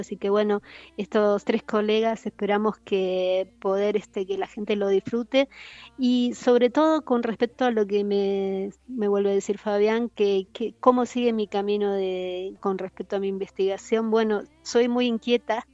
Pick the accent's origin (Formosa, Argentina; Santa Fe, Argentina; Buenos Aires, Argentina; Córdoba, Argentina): Buenos Aires, Argentina; vivía en el barrio de La Boca, de donde soy oriunda, nací en el barrio de La Boca